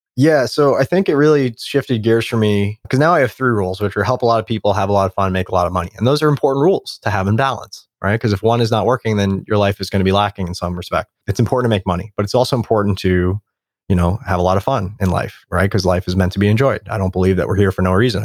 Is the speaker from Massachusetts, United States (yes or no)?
no; New York City, New York, United States; moved away; I grew up in New York, there's a homeless person on every street corner